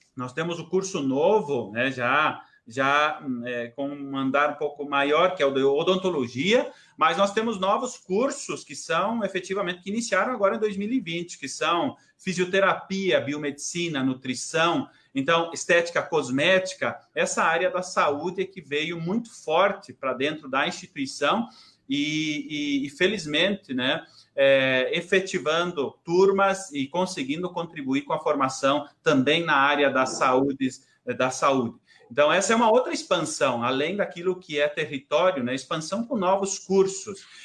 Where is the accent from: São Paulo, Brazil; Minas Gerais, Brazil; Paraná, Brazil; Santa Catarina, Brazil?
Santa Catarina, Brazil; São João do Oeste; sou de São João do Oeste, do interior, os pais moram aí